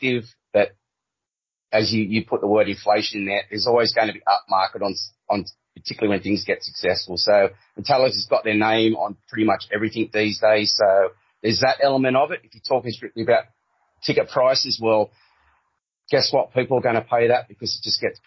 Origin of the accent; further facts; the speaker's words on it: Australia; being Australian